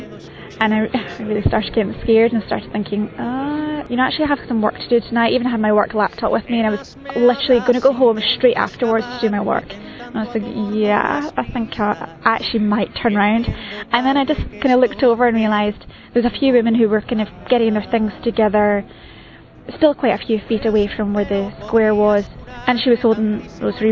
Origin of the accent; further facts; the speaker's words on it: Scotland, United Kingdom; I'm from Scotland and I'm age 32.